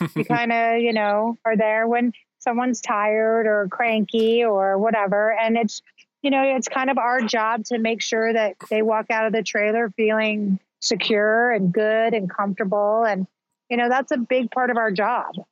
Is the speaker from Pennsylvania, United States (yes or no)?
no; Albuquerque, New Mexico, United States; moved away as an adult; also born or lived in Southern California; I was born and raised in Albuquerque, New Mexico